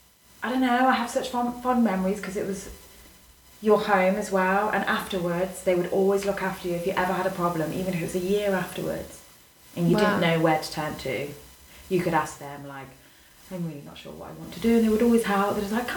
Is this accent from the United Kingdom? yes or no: yes; Leicester, East Midlands, United Kingdom; moved away as an adult; now in Madrid, Spain; from Leicester